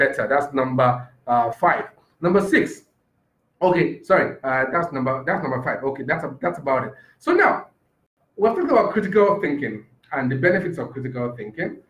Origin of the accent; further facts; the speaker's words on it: Nigeria; I'm just a Nigerian